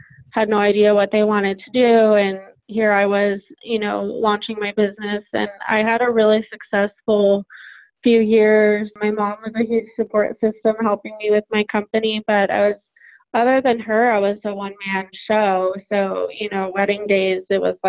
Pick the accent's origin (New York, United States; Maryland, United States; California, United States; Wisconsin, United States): California, United States; Carmel Valley; I am from Carmel Valley, California.